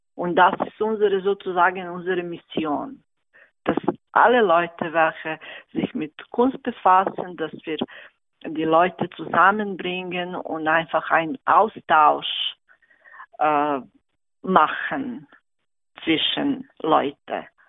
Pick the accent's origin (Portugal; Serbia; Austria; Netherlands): Serbia; German is a second language; moved away as an adult; now in Thalwil, Switzerland; ich komme aus Serbien